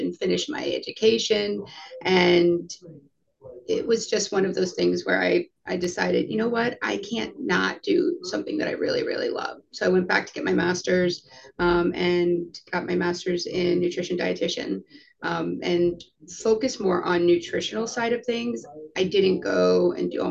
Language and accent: English; Coral Springs, Florida, United States; also born or lived in New York; I am born and raised, for the most part, South Florida. I was born in New York, moved here when I was 2. So graduated from high school in Coral Springs, Parkland, Florida